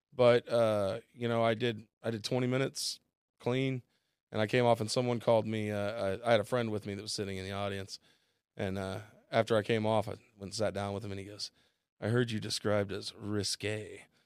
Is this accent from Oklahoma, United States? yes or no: yes; Bixby, Oklahoma, United States; also born or lived in Chicago; now in Tulsa, United States; just come home back to Tulsa 'cause I'm from Bixby.